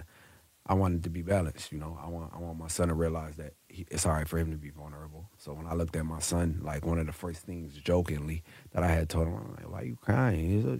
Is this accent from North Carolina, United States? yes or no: yes; North Carolina, United States; It was in North Carolina, in my hometown.